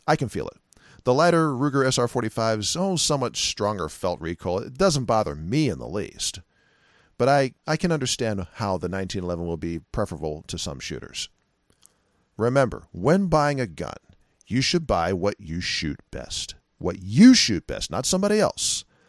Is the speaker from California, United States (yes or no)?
yes; California, United States; California. That's my home state